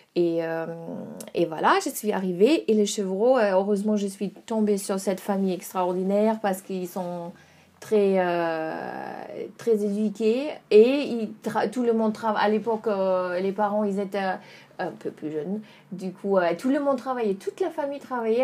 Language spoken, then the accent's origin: French; Dresden, Saxony, Germany; French is a second language; moved away as an adult; now in Burgundy, France; je suis allemande. Euh, je viens de Dresde en Allemagne